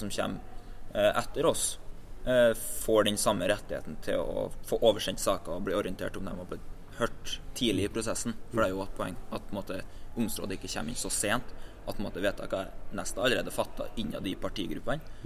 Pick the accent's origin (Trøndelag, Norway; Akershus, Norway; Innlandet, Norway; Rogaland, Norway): Trøndelag, Norway; Rennebu; fra Rennebu i Trøndelag